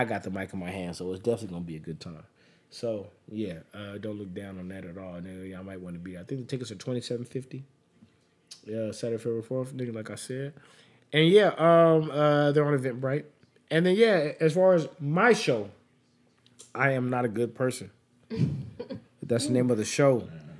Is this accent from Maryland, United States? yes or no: no; Charlotte, North Carolina, United States; I'm from Charlotte, North Carolina.